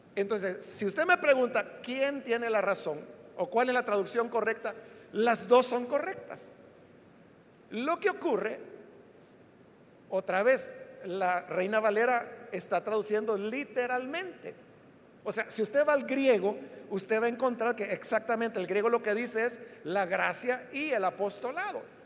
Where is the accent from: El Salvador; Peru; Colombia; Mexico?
El Salvador; así es como los salvadoreños hablamos el español